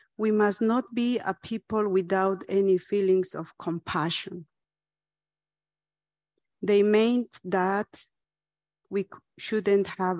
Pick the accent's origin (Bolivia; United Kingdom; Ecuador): Bolivia; was born and raised in the Aymara indigenous community